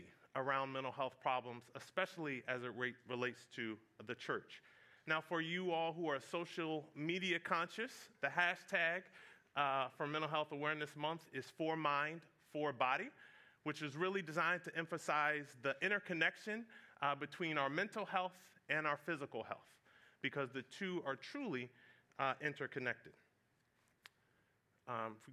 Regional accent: Fredericksburg, Virginia, United States; moved away; I grew up in Fredericksburg, Virginia

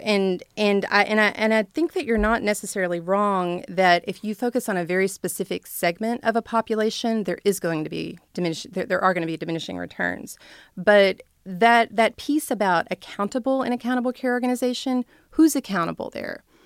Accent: Blackwell, Arkansas, United States; moved away as an adult; I grew up in Blackwell, Arkansas, where it was a no-stoplight town

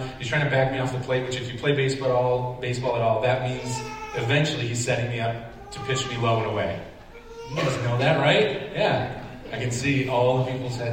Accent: Syracuse, New York, United States; I grew up in the Syracuse area

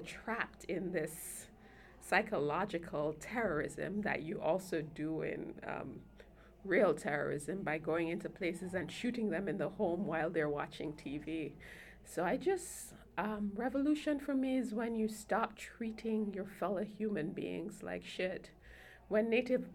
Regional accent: Jamaica; now in United States; Since coming to the U.S., because I'm an immigrant from Jamaica, I'm both a Jamaican citizen and a U.S. citizen

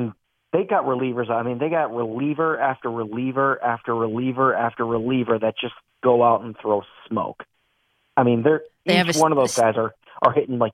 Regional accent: Philadelphia, Pennsylvania, United States; I'm from Philadelphia, so I am a Phillies fan.

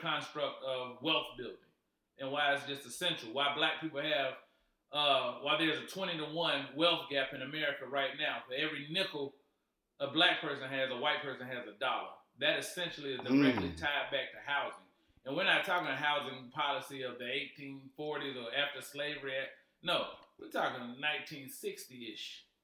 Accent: Wilmington, North Carolina, United States; now in Charlotte, United States; I'm from Wilmo

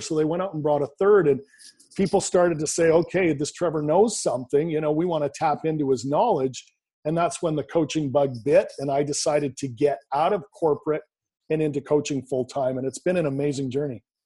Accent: Canada; born and raised in Canada, I currently live in Vancouver, British Columbia, Canada

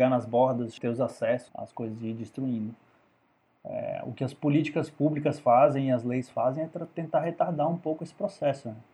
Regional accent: Amazon, Brazil; vamos proteger a Amazônia, eu sou da Amazônia, mas ninguém conhece a complexidade e a realidade do que é a Amazônia.

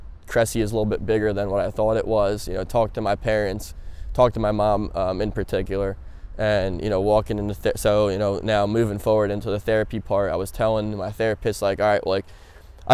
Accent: New Jersey, United States; born and raised in Jersey

